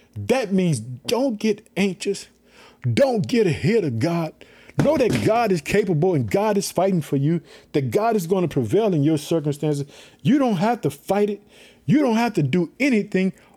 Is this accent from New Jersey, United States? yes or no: no; Illinois, United States; also born or lived in Chicago; my home state, Illinois, I live in the city of Chicago